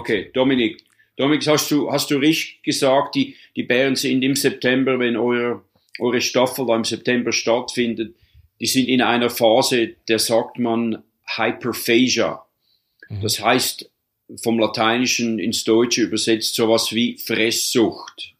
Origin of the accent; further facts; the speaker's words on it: Switzerland; moved away as an adult; also born or lived in Canadian Rocky Mountains, Canada; now in Canada; ich bin eigentlich Schweizer, habe Doppel, Doppelbürgerschaft, bin Kanada-Schweizer, lebe seit bald ja, 37 Jahren jetzt hier in Kanada